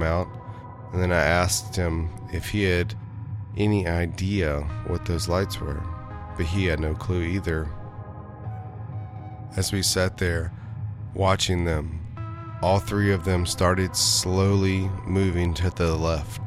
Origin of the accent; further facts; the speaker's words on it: Hillsborough, North Carolina, United States; I grew up in Hillsborough, North Carolina, in the Piedmont of the state